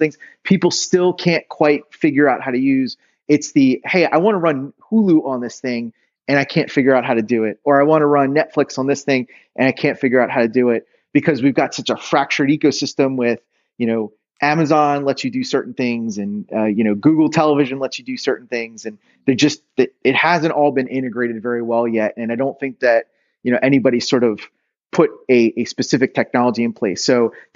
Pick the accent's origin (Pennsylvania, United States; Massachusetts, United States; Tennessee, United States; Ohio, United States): Pennsylvania, United States; outside Philadelphia; moved away; I grew up outside Philly